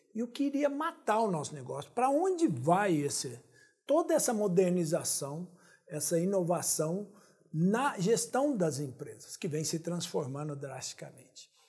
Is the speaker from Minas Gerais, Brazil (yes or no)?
yes; Minas Gerais, Brazil; eu sou de Minas